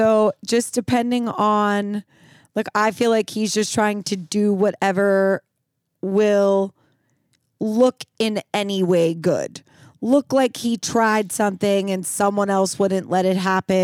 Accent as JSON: {"language": "English", "country": "United States", "said": "being an American"}